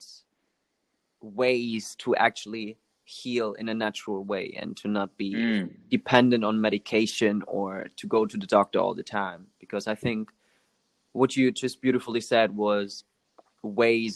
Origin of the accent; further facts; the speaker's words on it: Germany; we're both from Germany